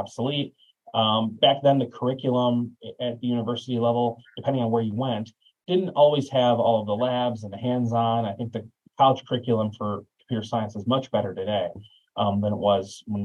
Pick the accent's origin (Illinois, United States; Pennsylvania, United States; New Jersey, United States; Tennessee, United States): Illinois, United States; Chicago suburbs; growing up in the Chicago suburbs